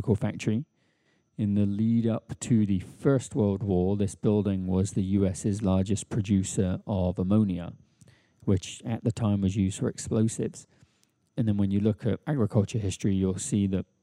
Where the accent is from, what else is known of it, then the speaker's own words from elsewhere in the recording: England, United Kingdom; moved away as an adult; also born or lived in United States; now in Brooklyn, United States; I grew up metric in England